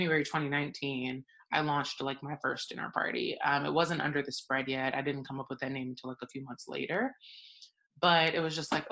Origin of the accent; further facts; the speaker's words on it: Atlanta, Georgia, United States; my growing up in Atlanta